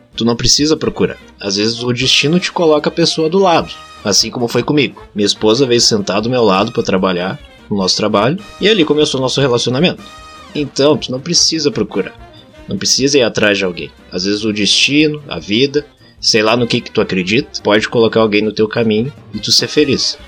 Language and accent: Portuguese; Rio Grande do Sul, Brazil; accent: gaúcho; a gente é gaúcho, aqui a gente fala assim